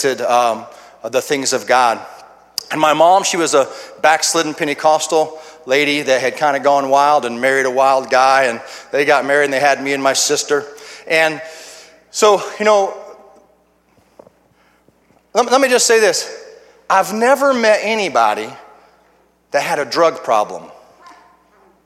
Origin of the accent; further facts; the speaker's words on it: Urbana, Illinois, United States; I come from Urbana, Illinois, and a little bit about myself is I was raised in a home that was all broken up